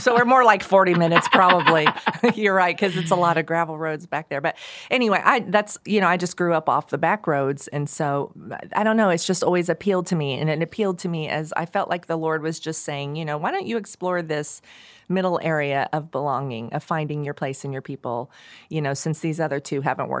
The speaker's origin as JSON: {"language": "English", "region": "Oklahoma", "country": "United States", "tie": "born or raised there", "said": "I grew up on the back roads. I grew up in the Osage County."}